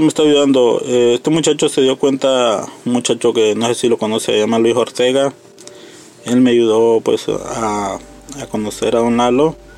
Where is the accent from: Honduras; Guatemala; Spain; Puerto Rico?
Honduras; moved away as an adult; now in United States; nosotros emigramos de Honduras por motivos de que allá hay mucha delincuencia